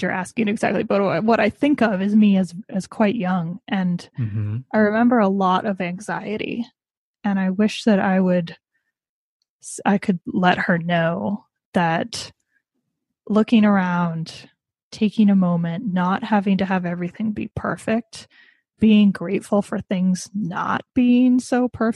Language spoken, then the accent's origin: English; United States; my family history, as with many Americans, I'm American, is that of immigrants